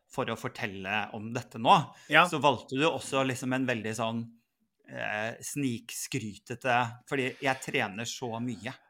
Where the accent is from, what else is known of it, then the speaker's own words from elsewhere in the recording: Northern Norway, Norway; Nå er jeg for så vidt egentlig nordlending